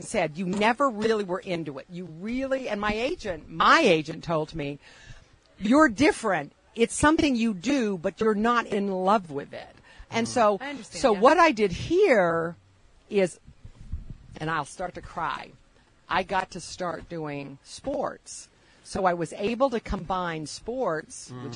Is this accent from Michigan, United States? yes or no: yes; Michigan, United States; now in Pittsburgh, United States; I'm not from Alabama. I'm from Michigan. My family's all from New England